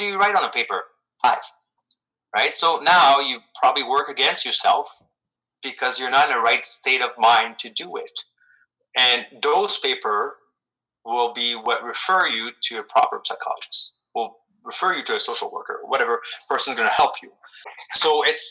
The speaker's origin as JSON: {"language": "English", "country": "Canada", "said": "as Canadian, super polite Canadian"}